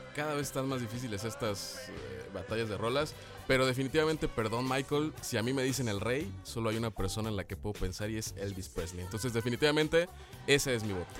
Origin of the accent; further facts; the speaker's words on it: Mexico; lo que somos nosotros, los mexicanos